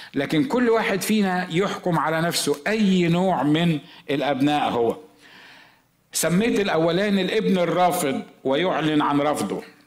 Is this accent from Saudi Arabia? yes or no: no; Egypt; moved away as an adult; also born or lived in Los Angeles, United States; انا مصري زي ما انتم عارفين واحنا مصريين عندنا طريقه في الكلام كده